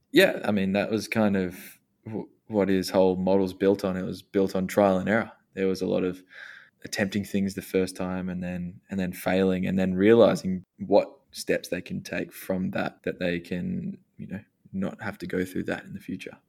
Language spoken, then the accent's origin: English; Australia; we're both Australian. We've got our Australian roots